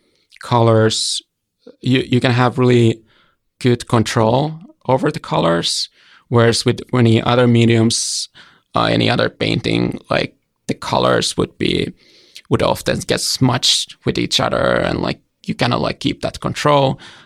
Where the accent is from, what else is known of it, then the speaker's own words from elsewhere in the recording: Hämeenlinna, Kanta-Häme, Finland; moved away; I grew up in a smaller town called Hämeenlinna. It's about 1 hour away from Helsinki